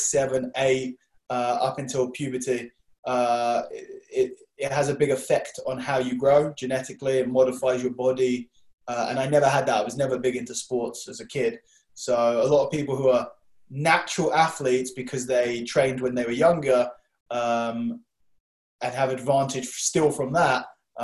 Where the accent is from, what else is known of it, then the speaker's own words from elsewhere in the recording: London, United Kingdom; Around here, North London.